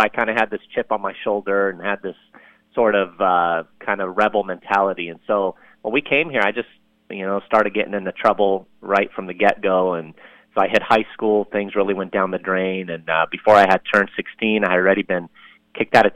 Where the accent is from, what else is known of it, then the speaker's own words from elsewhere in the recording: Lebanon; now in United States; I'm from Lebanon, as I mentioned a little bit ago, and we immigrated here to the U.S. back in 1980.